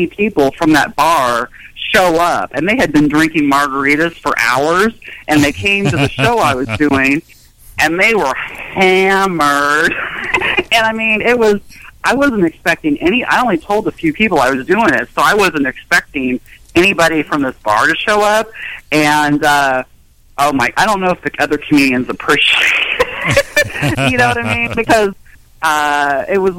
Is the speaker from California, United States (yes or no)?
yes; Rancho Cucamonga, California, United States; now in Dayton, United States; I grew up in Rancho Cucamonga